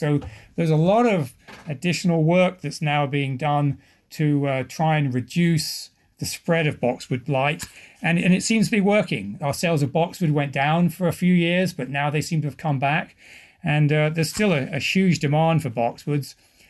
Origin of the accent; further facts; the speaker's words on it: England, United Kingdom; now in United States; But if I talk to my family back in England, they say I've lost my accent and just sound very American. And my kids tell people I don't have an accent.